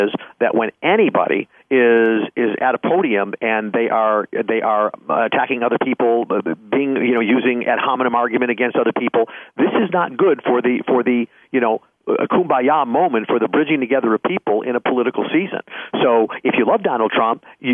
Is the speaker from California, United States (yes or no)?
no; Chicago, Illinois, United States; growing up in the Chicagoland area